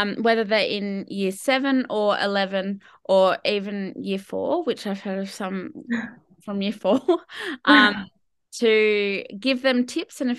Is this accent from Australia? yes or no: yes; Armidale, New South Wales, Australia; I'm from Armidale.